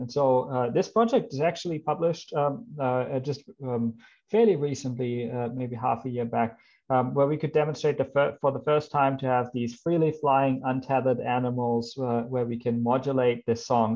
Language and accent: English; Germany; English is a second language; moved away as an adult; also born or lived in Australia; I come from Germany. Maybe you can see that from my name or hear it in my accent. Uh, that's where I grew up.